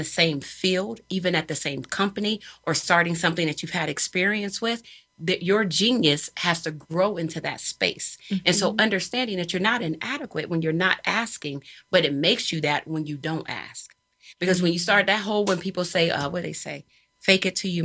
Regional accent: Philadelphia, Pennsylvania, United States; I'm not from here. I didn't just come from down the block. I'm here from Philly

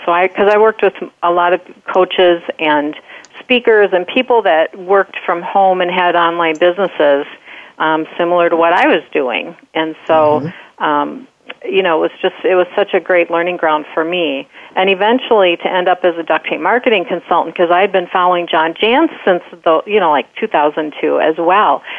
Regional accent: Wisconsin, United States; now in Minnesota, United States; We're from Wisconsin, and we now live in Minnesota.

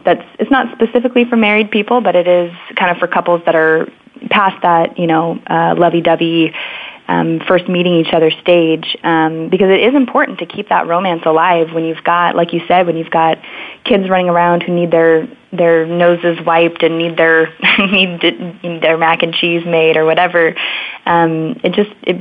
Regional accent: Oregon, United States; I grew up in Oregon, close to a mountain

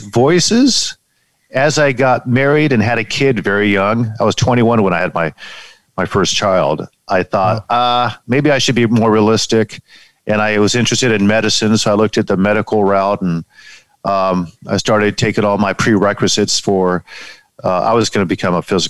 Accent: San Diego, California, United States; moved away as an adult; also born or lived in Palm Springs / Detroit, Michigan; San Diego, California, my hometown, born and raised, and grew up reading newspapers

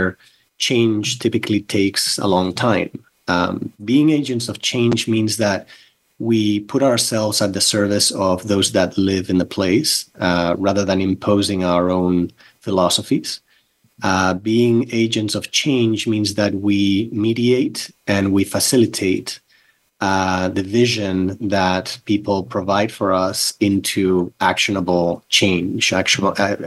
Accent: Barcelona, Catalonia, Spain; moved away; also born or lived in North Carolina; I grew up in Barcelona, in Spain, Catalonia, Spain.

